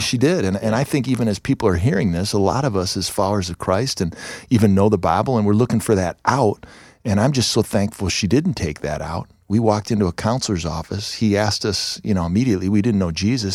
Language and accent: English; Ohio, United States; moved away; also born or lived in Chicago; we're from Ohio